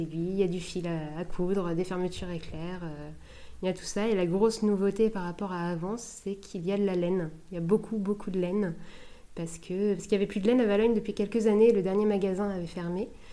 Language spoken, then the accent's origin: French; La Hague, Normandy, France; also born or lived in Cherbourg; je suis originaire de Cherbourg, enfin de La Hague